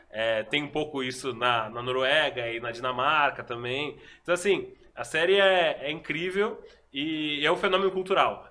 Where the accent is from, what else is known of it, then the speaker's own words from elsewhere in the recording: Brazil; eu sou do Brasil